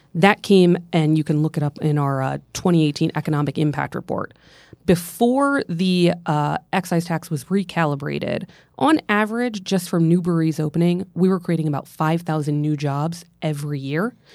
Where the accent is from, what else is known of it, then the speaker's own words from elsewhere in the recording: central Pennsylvania, United States; I'm from Pensl-, central Pennsylvania